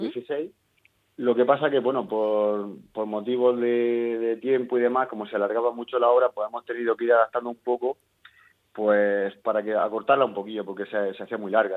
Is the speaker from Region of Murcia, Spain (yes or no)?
yes; Zarzadilla de Totana, Region of Murcia, Spain; censado aquí estaremos unos 400